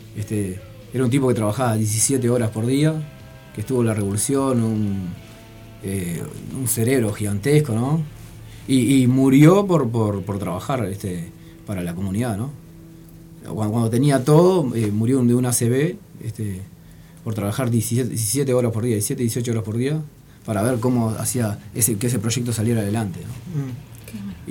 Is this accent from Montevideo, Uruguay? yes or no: yes; Montevideo, Uruguay; nosotros somos la curva de Maroño